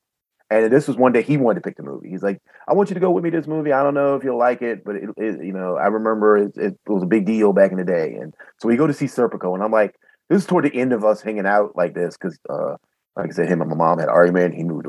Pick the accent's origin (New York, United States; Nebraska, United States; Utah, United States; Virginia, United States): Virginia, United States; southeastern; born or raised there